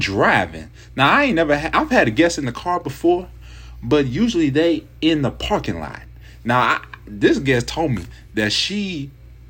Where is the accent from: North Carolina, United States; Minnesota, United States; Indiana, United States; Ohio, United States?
Ohio, United States; Kent; I'm from the Northeast Ohio area, and specifically Kent, Ohio